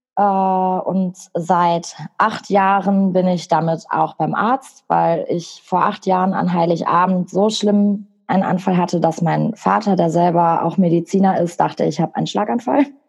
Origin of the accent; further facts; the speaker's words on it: Bochum, North Rhine-Westphalia, Germany; ich bin 25, ich komme aus Bochum